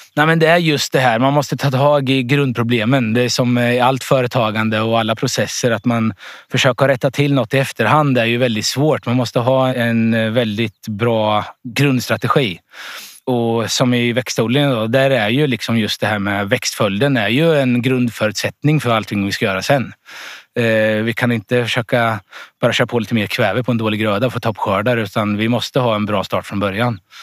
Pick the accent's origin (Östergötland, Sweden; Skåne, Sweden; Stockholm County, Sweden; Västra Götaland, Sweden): Östergötland, Sweden; Vikbolandet; Här, det här är jag uppvuxen, så det här är min föräldragård från början